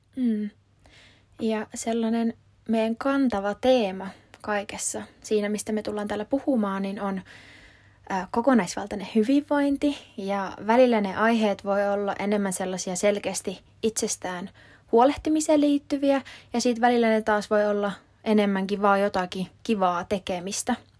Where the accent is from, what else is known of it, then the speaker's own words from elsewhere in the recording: Kuopio, North Savo, Finland; moved away as an adult; now in Helsinki, Finland; Oon alun perin Kuopiosta kotoisin, mutta tota, oon nyt asunut reilu kahdeksan vuotta Helsingissä